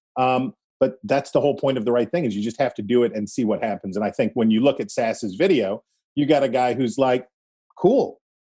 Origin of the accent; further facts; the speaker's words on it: West Virginia, United States; I am not a southerner. I am from West Virginia.